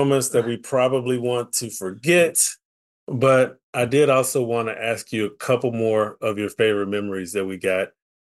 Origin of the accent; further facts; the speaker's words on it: Paris, Texas, United States; one of my classmates from my hometown, both from my hometown of Paris, Texas.